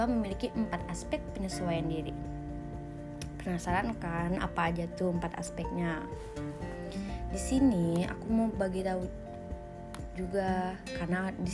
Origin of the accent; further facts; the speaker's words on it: Kalimantan, Indonesia; now in Bandung, Indonesia; aku dari Kalimantan yang otomatis lingkungannya hampir 100% berbeda dengan lingkungan Bandung dimana lingkungan Kalimantan itu orangnya agak-agak kasar ya ngomong aja agak-agak keras gitu